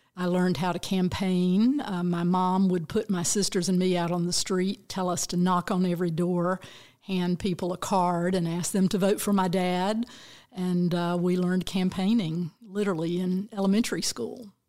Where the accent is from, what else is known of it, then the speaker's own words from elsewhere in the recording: Bainbridge, Georgia, United States; I grew up down in very deep South Georgia, little town of Bainbridge